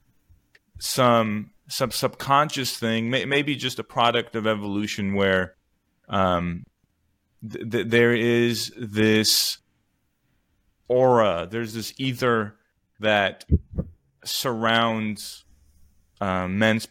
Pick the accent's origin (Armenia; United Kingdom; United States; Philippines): Armenia; moved away; my home country of Armenia